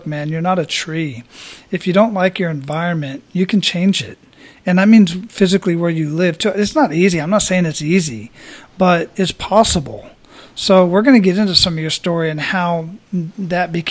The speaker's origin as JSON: {"language": "English", "town": "Phoenix", "region": "Arizona", "country": "United States", "tie": "born or raised there", "moved": "yes", "lives_now": "Tampa, United States", "said": "I was down in Arizona, and that's where I was born and raised, in Phoenix"}